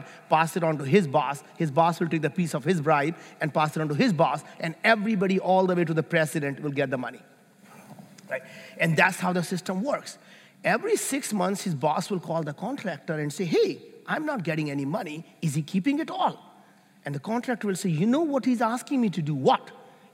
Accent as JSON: {"language": "English", "country": "India", "tie": "born or raised there", "moved": "yes", "said": "I grew up in India, and we were very, very poor"}